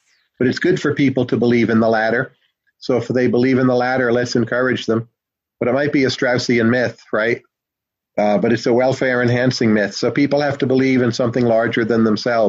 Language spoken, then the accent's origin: English; New Jersey, United States; I'm from New Jersey